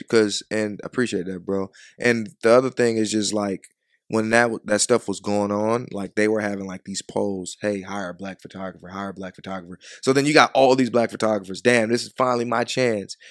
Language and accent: English; Chicago, Illinois, United States; moved away; also born or lived in Georgia; I was raised in Chicago